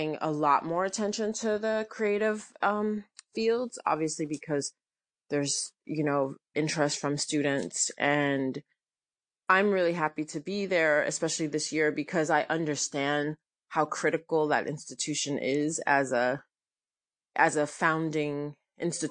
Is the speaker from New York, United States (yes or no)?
yes; New York, United States; I am from New York